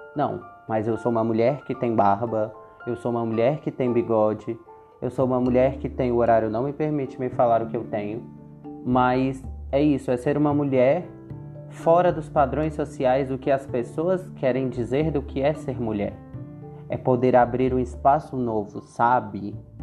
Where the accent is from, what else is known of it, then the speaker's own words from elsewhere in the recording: Brasília, Federal District, Brazil; nascida e criada em Brasília